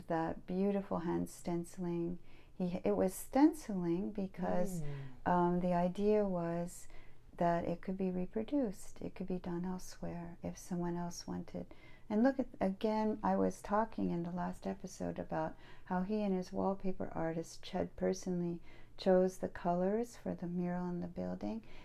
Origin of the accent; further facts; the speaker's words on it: Pasadena, California, United States; I grew up in Pasadena